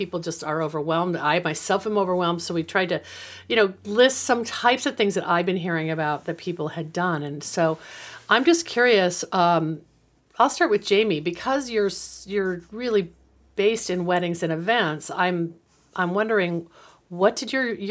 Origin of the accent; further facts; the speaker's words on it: West Coast, United States; I was from the West Coast